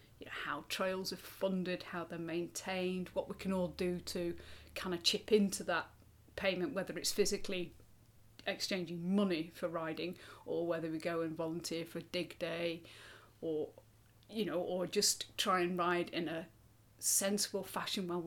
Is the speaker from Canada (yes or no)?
no; United Kingdom; we're all British